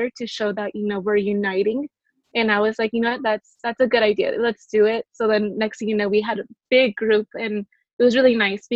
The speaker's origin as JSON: {"language": "English", "town": "San Diego", "region": "California", "country": "United States", "tie": "born or raised there", "also_born_or_lived": "Inglewood, California / Compton, California", "said": "And then I ended up moving to City Heights, and I've been here since"}